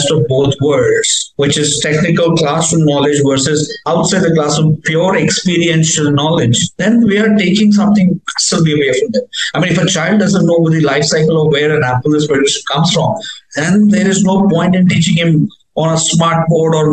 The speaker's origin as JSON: {"language": "English", "region": "Punjab", "country": "India", "moved": "yes", "said": "technically, yes, I'm from Punjab, but I always call myself a, a child of India because I got an opportunity to be around the whole country."}